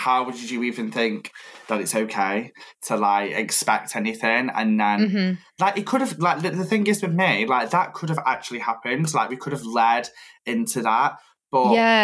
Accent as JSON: {"language": "English", "town": "Stoke-on-Trent", "region": "West Midlands", "country": "United Kingdom", "moved": "yes", "lives_now": "Manchester, United Kingdom", "said": "I'm from Stoke, but I live in Manchester"}